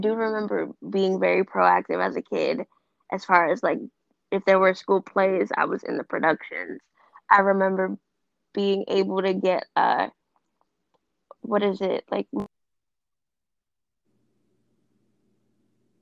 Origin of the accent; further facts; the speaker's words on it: New York, United States; I'm from New York. I live in the Bronx